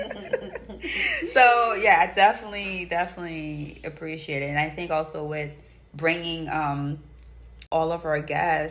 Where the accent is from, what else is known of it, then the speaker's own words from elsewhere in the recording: Haiti; moved away; growing up in Haiti